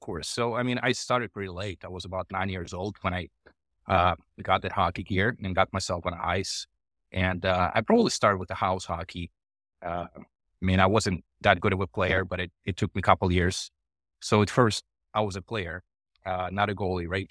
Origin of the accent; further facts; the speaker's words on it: Russia; moved away; also born or lived in Ukraine; I was born in Ukraine, uh, and I grew up in Russia, uh, for the most part